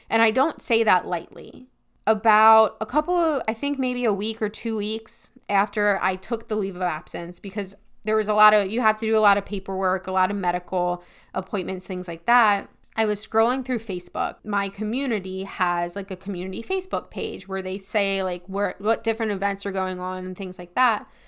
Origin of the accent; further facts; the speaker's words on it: Pennsylvania, United States; moved away as an adult; also born or lived in Tennessee; I'm from Pennsylvania